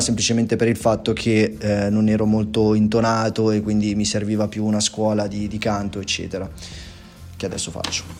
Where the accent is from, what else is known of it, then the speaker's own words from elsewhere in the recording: Erba, Lombardy, Italy; Vengo dalla provincia di Como, precisamente da Erba